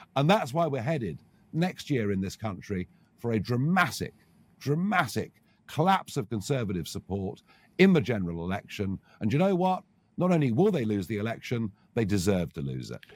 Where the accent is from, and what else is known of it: United Kingdom